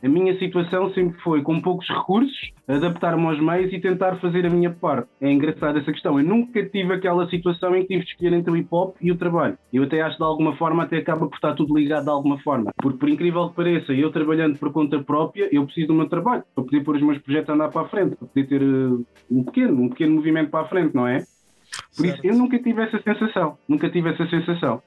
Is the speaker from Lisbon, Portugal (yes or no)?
yes; Odivelas, Lisbon, Portugal; Eu cresci aqui numa zona que define muito a minha pessoa, que é crescer em Odivelas